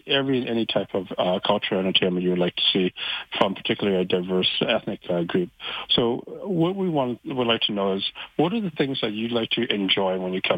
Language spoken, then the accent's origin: English; Vancouver, British Columbia, Canada; now in Calgary, Canada; growing up in Vancouver Chinatown during the 60s and 70s, it was a very vibrant place for people who lived, worked, and played